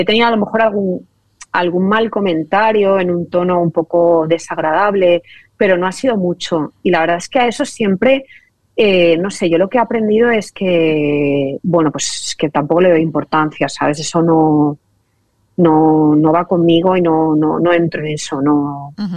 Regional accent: Valencia, Valencian Community, Spain; yo soy valenciana de toda la vida

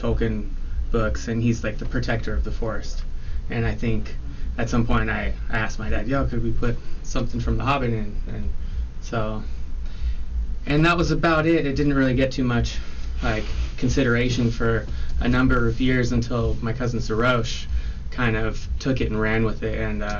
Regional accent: Carmel-by-the-Sea, California, United States; I was born in Carmel, three blocks from the beach in Carmel. Yeah, Carmel by the sea.

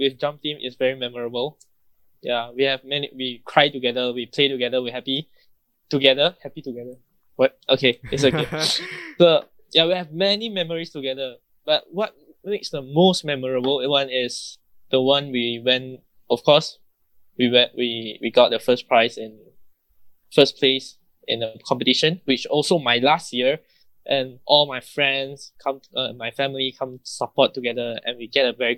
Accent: Terengganu, Malaysia; I'm from Terengganu, my hometown is Terengganu, so I know this food

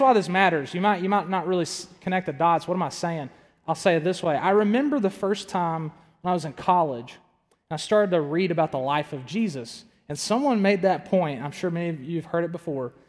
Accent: the South, United States; also born or lived in Tuscaloosa, Alabama; I grew up in the South.

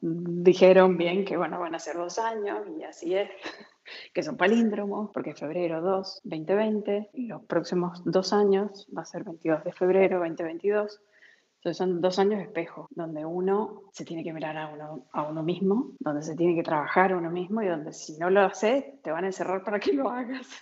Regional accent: San Juan, Argentina; moved away as an adult; also born or lived in Miami, United States; now in France; nací en Argentina, San Juan.

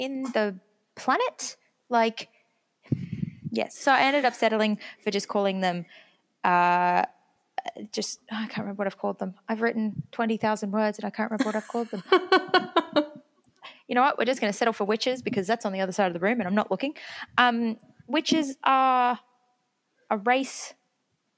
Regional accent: England, United Kingdom; I'm English, but I am also first generation Australian on my dad's side

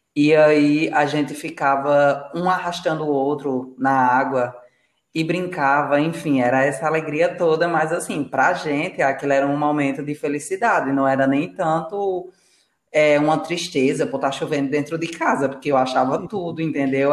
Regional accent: Rio Grande do Norte, Brazil; now in Paraíba, Brazil; no estado que eu nasci, que é no Rio Grande do Norte. Aqui na Paraíba eu já sinto uma leve diferença.

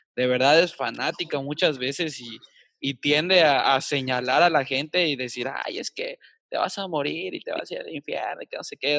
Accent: Mexico; los mexicanos y quizá los latinoamericanos eh, somos bastante intensos

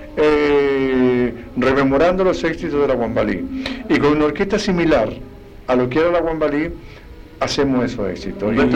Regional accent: Chile; soy un, un, profeta en mi tierra

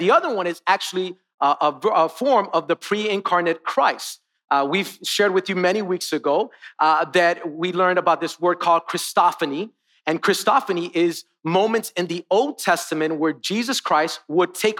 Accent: Miami, Florida, United States; now in North Carolina, United States; I was born and raised in Miami, and then I moved to North Carolina.

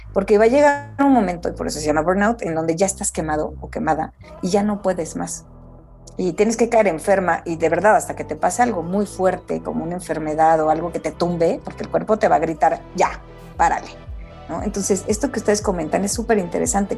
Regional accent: Mexico; a mí como mamá mexicana

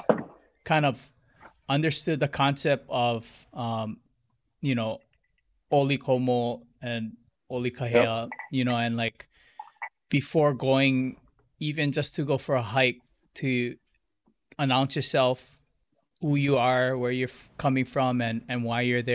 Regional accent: Hilo, Hawaii, United States; moved away; also born or lived in Honolulu; I grew up in Hilo, but I grew up more Japanese

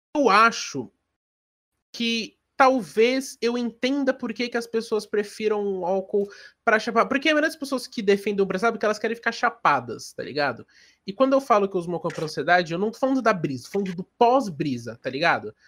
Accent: Brazil

